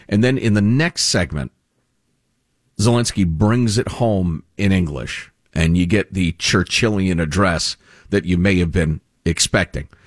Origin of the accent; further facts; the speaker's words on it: Marin County, California, United States; I grew up in Marin County, California, spoiled.